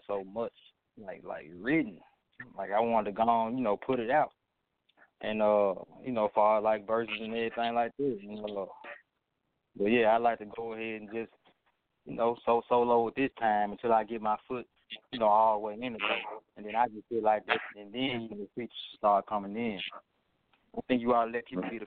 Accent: Memphis, Tennessee, United States; I don't sound like a Memphis artist, but they know I'm from Memphis.

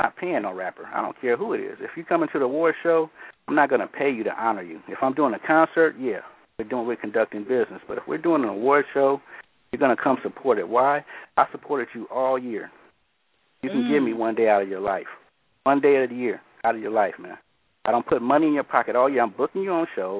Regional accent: Oakland, California, United States; also born or lived in the East (born); growing up in Oakland, that's all you're surrounded by Black Panthers

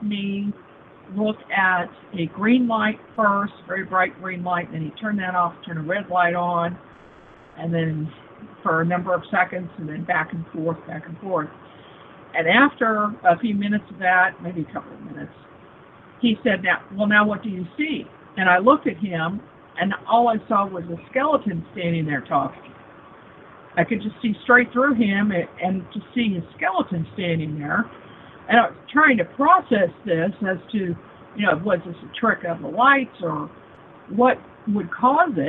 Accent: Kansas City, Missouri, United States; also born or lived in Springfield, Missouri / Neosho, Missouri / Joplin, Missouri / Seattle; I was born and raised in Kansas City, first in Kansas for, you know, a few months, and then on the Missouri side

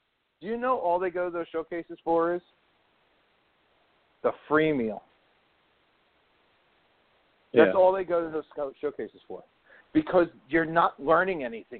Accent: New Jersey, United States; like we're both from New Jersey.

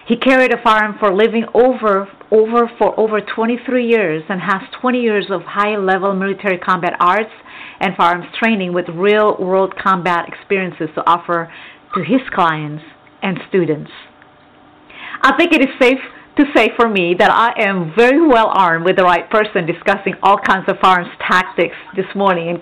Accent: Texas, United States; in a very high crime area in Texas. Yay, my hometown.

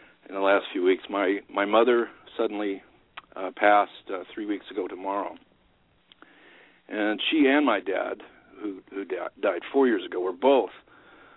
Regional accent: Topeka, Kansas, United States; also born or lived in Northeast Iowa; now in Iowa, United States; I was born and raised in Topeka

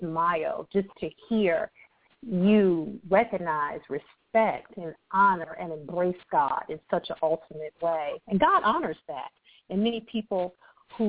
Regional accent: Akron, Ohio, United States; I was born and raised in Akron, Ohio

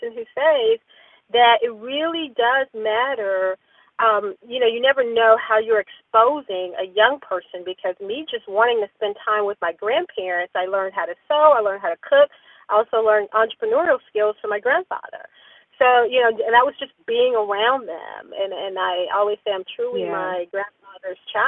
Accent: Mississippi, United States; moved away as an adult; also born or lived in Pensacola, Florida / Dallas, Texas; now in Atlanta, United States; we're Mississippi girls.

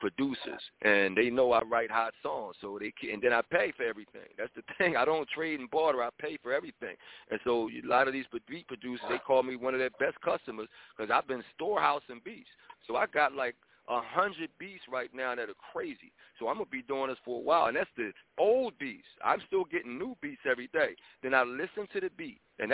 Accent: Philadelphia, Pennsylvania, United States; I grew up in Philadelphia, in West Philadelphia, going to kung fu movies

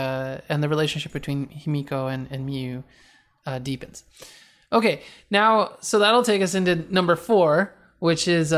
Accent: East Coast, United States; Just so you know, I'm from the East Coast. We're actually both from the East Coast.

